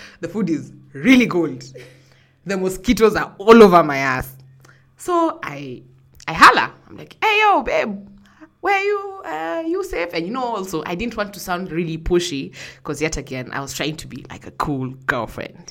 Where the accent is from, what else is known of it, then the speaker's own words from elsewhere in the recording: Kenya; I'm from Kenya